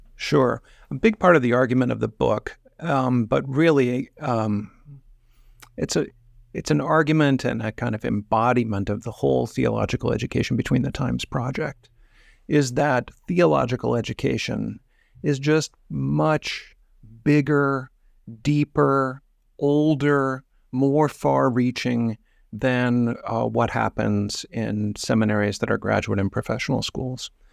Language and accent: English; Midwest, United States; the soil in which I grew up in the Midwest